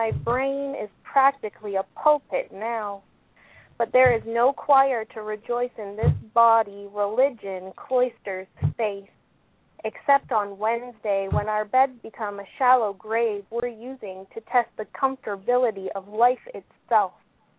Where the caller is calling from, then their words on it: Ottawa, Ontario, Canada; I'm from Ottawa, Canada.